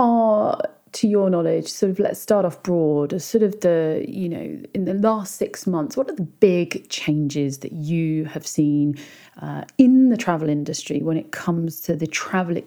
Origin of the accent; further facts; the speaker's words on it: United Kingdom; I'm British